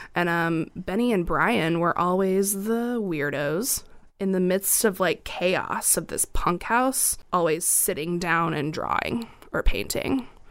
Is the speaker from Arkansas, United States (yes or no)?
yes; Little Rock, Arkansas, United States; now in Springfield, United States; born and raised in Little Rock, Arkansas